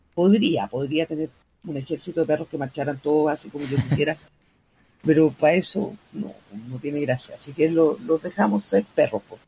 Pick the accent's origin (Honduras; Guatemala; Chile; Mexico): Chile; soy bien chilena